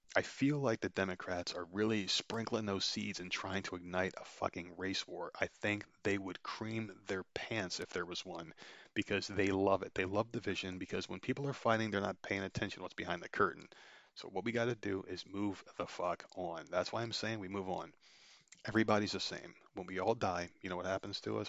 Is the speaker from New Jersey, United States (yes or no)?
yes; New Jersey, United States; my home state